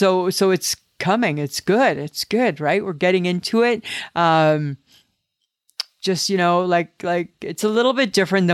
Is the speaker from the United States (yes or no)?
no; Canada